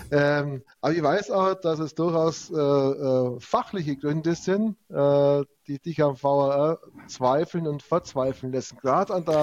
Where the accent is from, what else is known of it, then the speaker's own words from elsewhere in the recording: Augsburg, Bavaria, Germany; vor allem ist es nicht unser Problem, weil wir sind Augsburger.